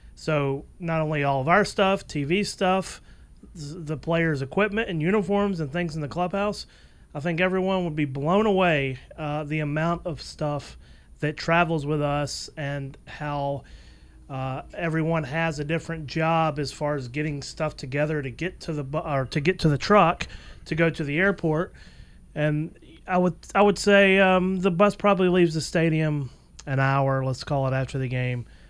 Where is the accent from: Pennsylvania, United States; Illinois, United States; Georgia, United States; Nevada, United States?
Georgia, United States; Atlanta; I was born in 1982, so I remember a lot of '90s baseball uh, here in Atlanta.